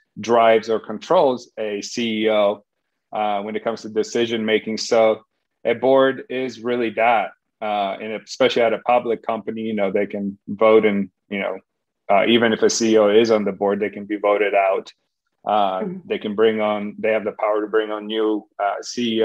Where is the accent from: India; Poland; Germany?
Poland; English is a second language; now in United States; I was raised in Poland back when it was communist, left when